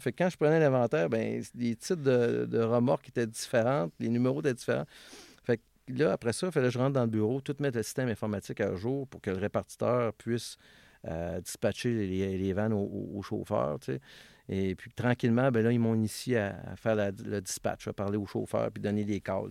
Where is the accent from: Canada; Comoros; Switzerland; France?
Canada; Vanier, Quebec; je suis né à Villevanier, euh, dans un quartier qui appelait ça le Parc Minoune